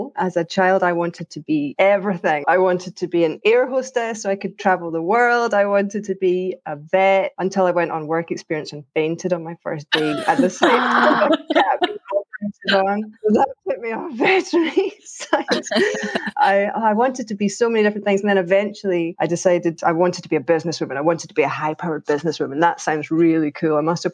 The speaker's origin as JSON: {"language": "English", "town": "Troon", "region": "Scotland", "country": "United Kingdom", "also_born_or_lived": "Glasgow / New Zealand / Australia", "moved": "yes", "lives_now": "Edinburgh, United Kingdom", "said": "I am from Troon, which is, everybody probably knows, but it's a smallish town southwest of Glasgow"}